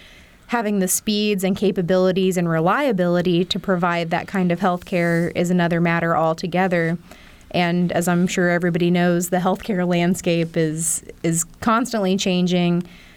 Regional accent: Sullivan County, Indiana, United States; I'm from Sullivan County, which is about half an hour south of Terre Haute.

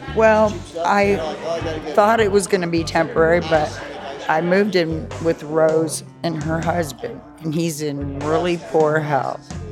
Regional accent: Chicago, Illinois, United States; also born or lived in Indianapolis, Indiana; now in Paoli, United States; I grew up in Chicago

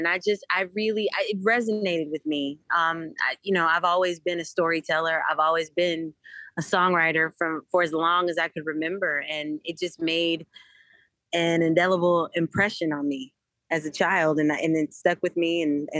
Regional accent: Durham, North Carolina, United States; And I have to say, I'm very proud of where I'm from. I'm from Durham.

